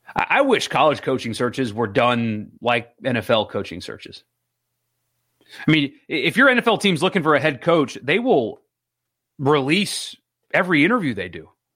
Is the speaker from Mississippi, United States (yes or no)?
yes; Madison, Mississippi, United States; I'm from Madison